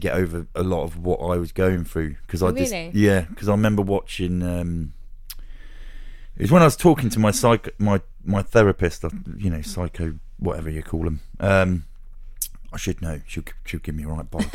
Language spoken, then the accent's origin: English; Luton, East of England, United Kingdom; I grew up in Luton